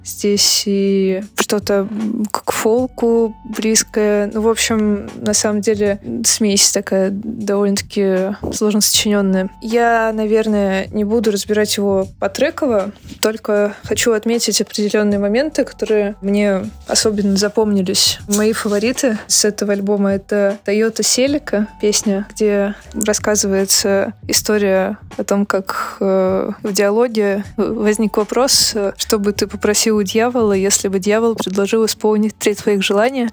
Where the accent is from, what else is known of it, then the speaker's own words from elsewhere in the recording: Krasnoyarsk, Krasnoyarsk Krai, Russia; я тоже из Красноярска, как и он.